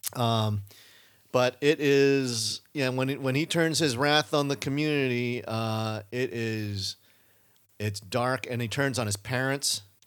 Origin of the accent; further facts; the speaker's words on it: Davis, California, United States; when I grew up in Davis